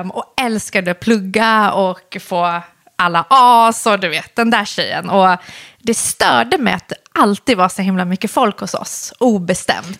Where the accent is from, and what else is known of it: Solna, Stockholm County, Sweden; born or raised there; also born or lived in Iran / Husby, Stockholm